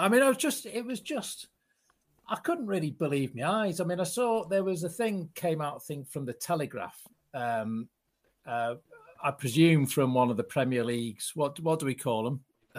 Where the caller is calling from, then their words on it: Barnsley, Yorkshire and the Humber, United Kingdom; I'm calling from Barnsley.